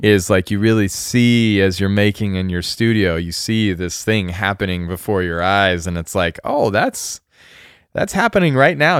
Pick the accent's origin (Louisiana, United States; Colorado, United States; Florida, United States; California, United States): Colorado, United States; rural; also born or lived in Japan; now in Oregon, United States; a kid in a small town in r-, rural Colorado, like ranching life Colorado w, where I grew up